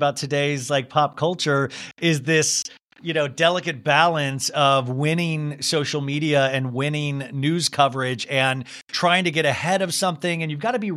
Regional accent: Kansas, United States; I grew up in Kansas

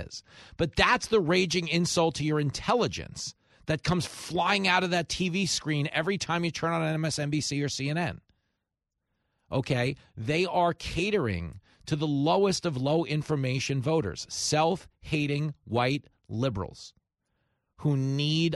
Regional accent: Levittown, New York, United States; like the one on Hempstead Turnpike I went to growing up in Levittown

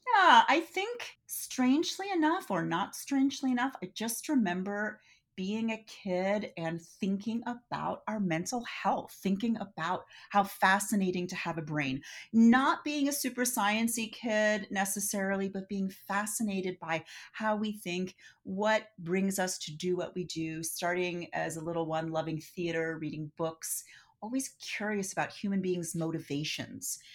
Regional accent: Philadelphia, Pennsylvania, United States; now in San Francisco, United States; I'm from Philadelphia

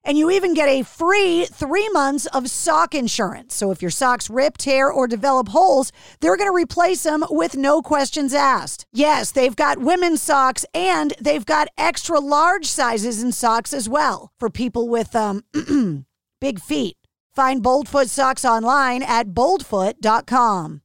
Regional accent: outside of Boston, Massachusetts, United States; growing up outside of Boston, like I did

